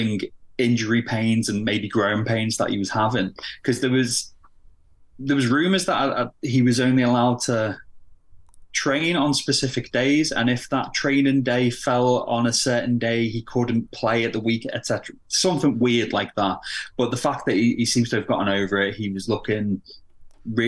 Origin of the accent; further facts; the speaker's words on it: Liverpool, North West England, United Kingdom; I'm from Liverpool and a Liverpool fan